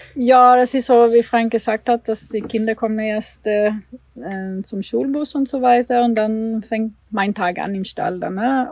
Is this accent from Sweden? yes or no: yes; Sweden; German is a second language; moved away as an adult; also born or lived in Germany; now in Warendorf, Germany; ich bin in Schweden geboren und bin Schwedin und bin 2008 umgezogen nach Deutschland